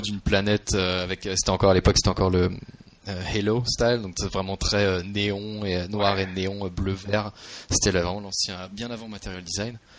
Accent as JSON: {"language": "French", "country": "France", "also_born_or_lived": "Marseille, France", "moved": "as an adult", "lives_now": "San Francisco, United States", "said": "Je viens de France initialement. J'étais à, j'étais à Marseille avant de, venir, euh, de venir travailler pour Google."}